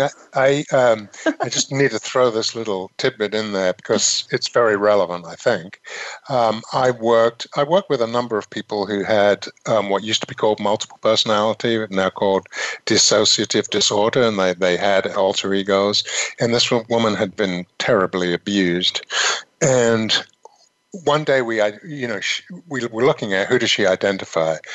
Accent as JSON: {"language": "English", "country": "United Kingdom", "tie": "born or raised there", "moved": "yes", "said": "I was raised in Britain"}